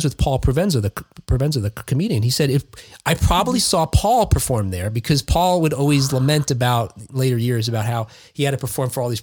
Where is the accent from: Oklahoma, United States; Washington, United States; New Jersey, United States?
New Jersey, United States; Jersey City; I grew up in Jersey City, right on the Hudson River, across from Manhattan